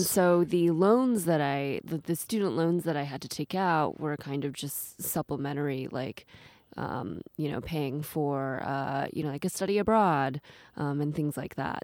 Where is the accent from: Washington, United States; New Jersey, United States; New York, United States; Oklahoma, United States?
Washington, United States; Seattle; moved away as an adult; also born or lived in East Coast / China; now in Japan; I grew up in Seattle, uh, with school on the East Coast